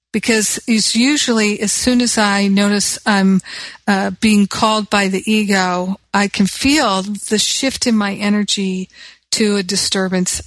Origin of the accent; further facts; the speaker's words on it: United States; moved away; I'm American